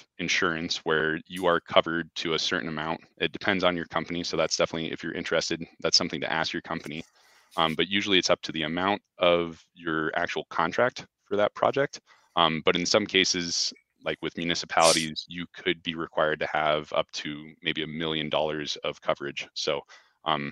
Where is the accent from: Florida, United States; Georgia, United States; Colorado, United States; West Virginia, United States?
Colorado, United States; Fort Collins; also born or lived in New York City / Denver; I actually grew up here in town